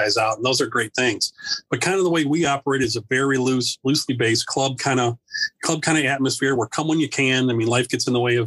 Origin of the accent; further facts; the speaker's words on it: Chicago, Illinois, United States; moved away as an adult; now in Wisconsin, United States; I grew up in Chicago, outside of Chicago